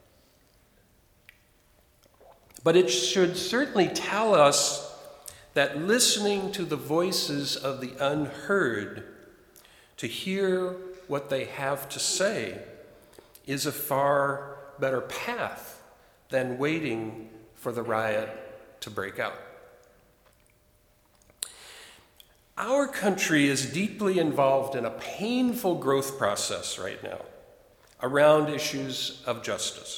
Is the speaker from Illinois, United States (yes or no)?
yes; Chicago, Illinois, United States; moved away; my hometown, Chicago